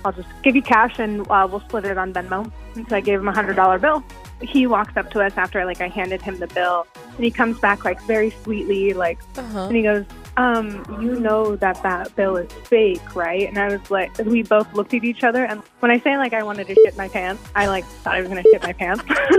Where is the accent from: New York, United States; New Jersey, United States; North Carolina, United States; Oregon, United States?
Oregon, United States; Central; moved away; I'm from Central Oregon, so being newly, drinkable age, I'm 22, but I haven't lived in Central Oregon for a while